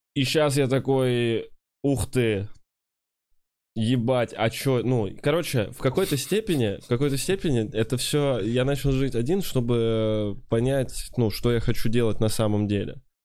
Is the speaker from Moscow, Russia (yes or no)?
no; Kovrov, Vladimir Oblast, Russia; moved away